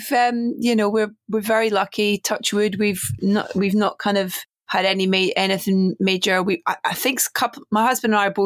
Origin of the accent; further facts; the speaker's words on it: Scotland, United Kingdom; I'm Scottish.